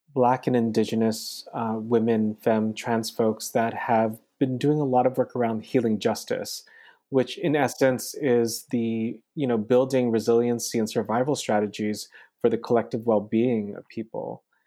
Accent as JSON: {"language": "English", "region": "California", "country": "United States", "tie": "born or raised there", "also_born_or_lived": "Philippines", "said": "growing up in California, I was, like, what, eleven years old during the Loma Prieta earthquake"}